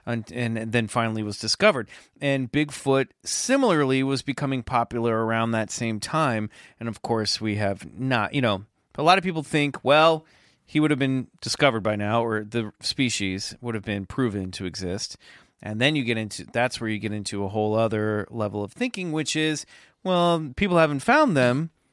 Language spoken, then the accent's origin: English; Kansas, United States; the neighborhood next to mine growing up in Kansas